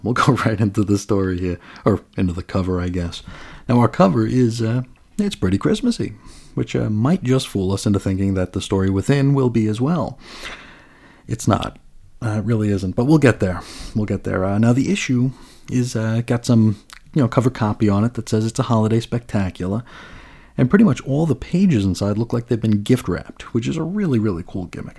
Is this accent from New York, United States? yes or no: yes; Long Island, New York, United States; now in Arizona, United States; growing up in New York